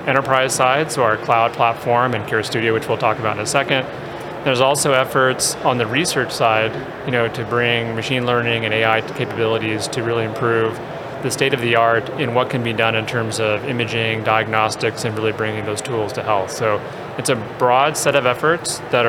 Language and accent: English; Orange County, California, United States; I grew up in Orange County in California